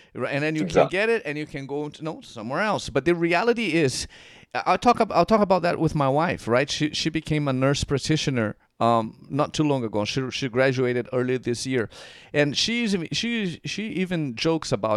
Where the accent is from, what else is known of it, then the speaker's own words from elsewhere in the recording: Curitiba, Paraná, Brazil; moved away; I was born and raised in Brazil.